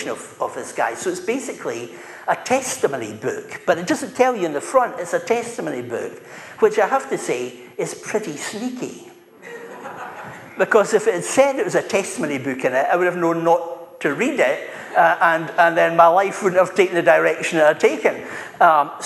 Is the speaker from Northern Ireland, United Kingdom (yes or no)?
no; Dunfermline, Scotland, United Kingdom; I'm from Dunfermline